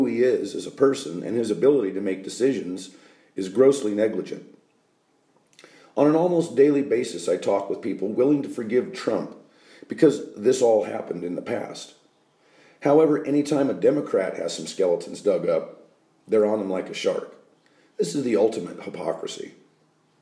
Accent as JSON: {"language": "English", "country": "United States", "said": "I am an American"}